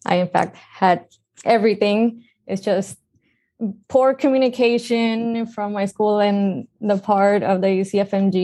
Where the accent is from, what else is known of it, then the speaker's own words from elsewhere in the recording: Puerto Rico; moved away as an adult; also born or lived in Antigua / Guadalajara, Mexico; I'm original from Puerto Rico